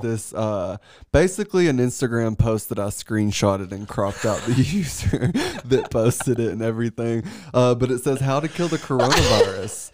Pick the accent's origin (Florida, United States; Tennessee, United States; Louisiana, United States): Tennessee, United States; Paris; moved away; born and raised in Paris, Tennessee